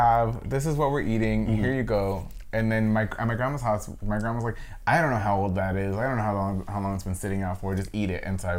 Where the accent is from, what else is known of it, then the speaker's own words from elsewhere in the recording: Los Angeles, California, United States; I am a Latino, Latinx, queer artist born and raised in Hollywood, Los Angeles.